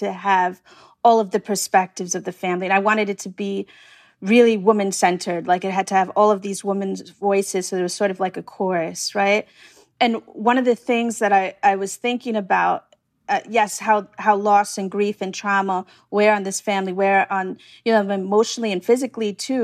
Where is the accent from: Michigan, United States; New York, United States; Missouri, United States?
New York, United States; New York City; I'm from Staten Island, so I know Staten Island very well